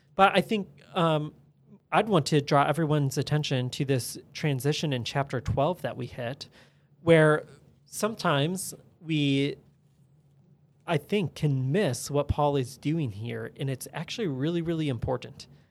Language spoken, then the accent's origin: English; United States; especially as American citizens